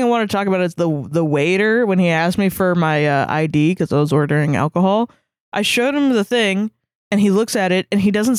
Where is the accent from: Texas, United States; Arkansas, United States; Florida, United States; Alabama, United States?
Florida, United States; Orlando; growing up in Orlando